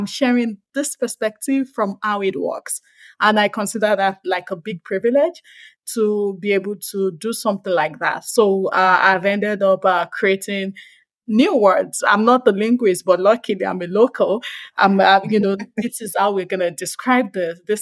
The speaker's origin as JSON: {"language": "English", "country": "Nigeria", "said": "I'm Nigerian, and I speak an interesting language called Yoruba"}